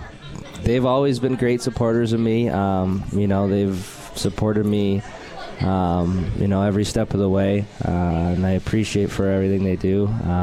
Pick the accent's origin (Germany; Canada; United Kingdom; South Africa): Canada; Alberta; moved away as an adult; now in Utica, United States; All my rest of my family's from BC, and my parent, and I'm from Alberta